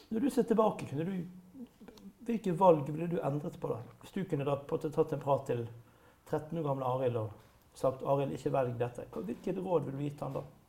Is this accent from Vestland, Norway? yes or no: yes; Bergen, Vestland, Norway; for meg som bergenser